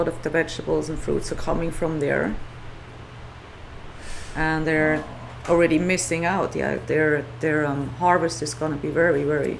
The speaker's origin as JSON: {"language": "English", "country": "Switzerland", "tie": "born or raised there", "also_born_or_lived": "New York", "second_language": "English", "moved": "as an adult", "lives_now": "Maui, United States", "said": "I grew up in Switzerland. Uh-huh. My dad was Swiss, and my mom is Italian."}